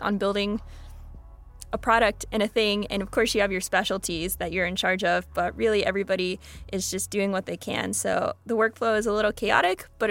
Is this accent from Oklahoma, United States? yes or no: yes; Oklahoma, United States; I'm from Oklahoma and it's all oil and gas